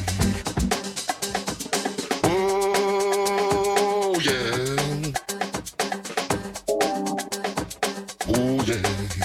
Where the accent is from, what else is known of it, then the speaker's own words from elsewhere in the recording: Mississippi, United States; now in Chicago, United States; I've been in Chicago for quite a few years, but I was born in Mississippi